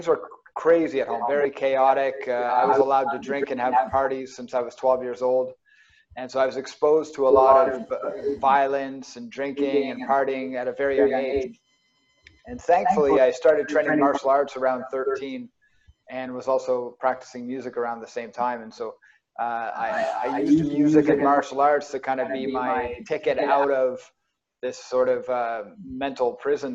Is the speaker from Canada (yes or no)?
yes; New Glasgow, Nova Scotia, Canada; also born or lived in Dartmouth, Nova Scotia; I was born in Dartmouth and grew up in Dartmouth till I was around 8 years old, and then moved to Pictou County, just New Glasgow area